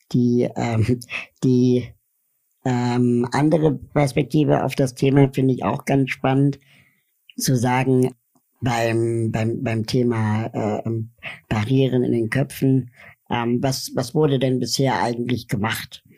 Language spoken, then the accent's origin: German; Berlin, Germany; ich bin in Westberlin aufgewachsen